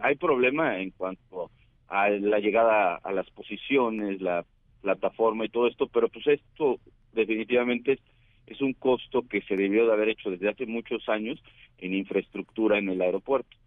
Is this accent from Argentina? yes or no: no; Mexico